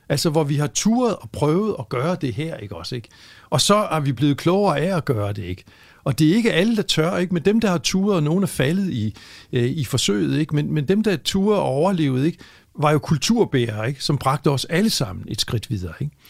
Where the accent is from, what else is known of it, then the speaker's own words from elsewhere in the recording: Frederikshavn, North Denmark Region, Denmark; hvor jeg er vokset op